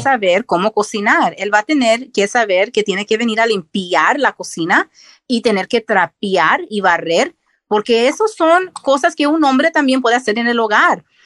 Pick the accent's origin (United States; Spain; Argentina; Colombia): United States; Texas; also born or lived in Reynosa, Mexico (parents) / Tampico, Mexico (parents); yo soy de, de Texas, mis papás son de México Reynosa y Tampico